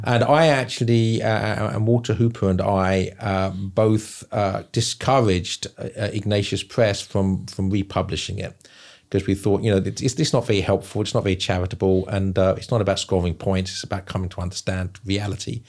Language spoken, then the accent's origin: English; England, United Kingdom; now in South Carolina, United States; I'm from England, end up living in South Carolina.